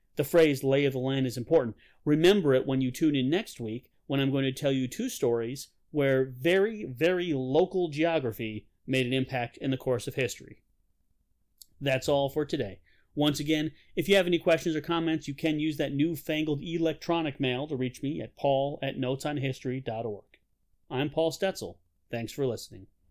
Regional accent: Rochester, New York, United States; also born or lived in Pittsford, New York; I grew up in Rochester, New York.

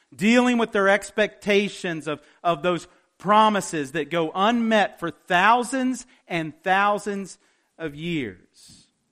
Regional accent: West Virginia, United States; I'm from West Virginia

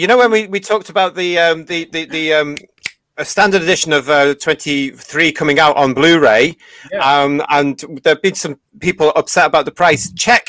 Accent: London, United Kingdom; I'm from London, innit?

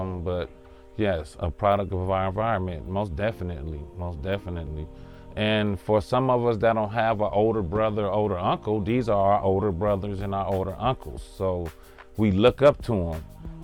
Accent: Los Angeles, California, United States; I grew up in Englewood on the west side, in the bottom, 104th Street in Crenshaw

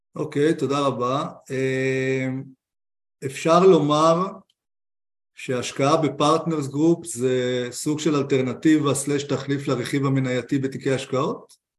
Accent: Israel; אנחנו כמשקיעים ישראלים

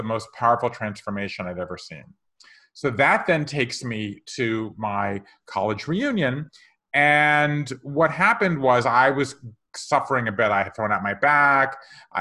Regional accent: Savannah, Georgia, United States; moved away as an adult; also born or lived in Japan / England; I grew up in Savannah, Georgia

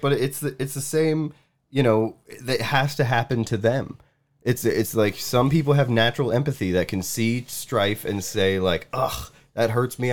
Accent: United States; I am American

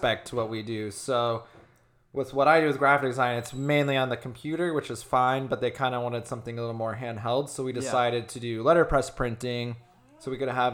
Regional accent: Gilbert, Arizona, United States; also born or lived in Los Angeles; I'm from here originally

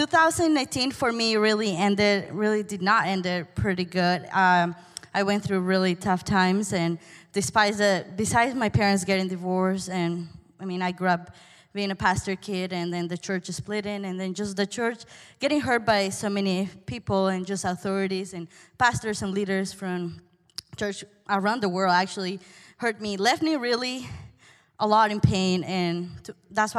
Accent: Peru; English is a second language; moved away; I'm from Peru, by the way. This is far away

